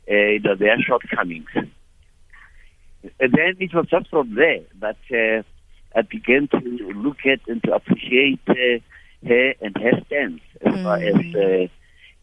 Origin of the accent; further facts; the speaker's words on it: South Africa; moved away as an adult; also born or lived in London; because I was from South Africa